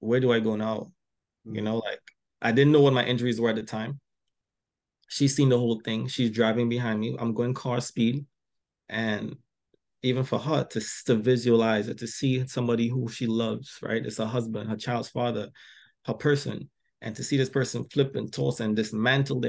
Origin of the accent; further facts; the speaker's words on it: Trinidad & Tobago; also born or lived in Philadelphia, Delaware area; now in Philadelphia area, United States; I came to this country, because I'm from Trinidad originally. I came to this country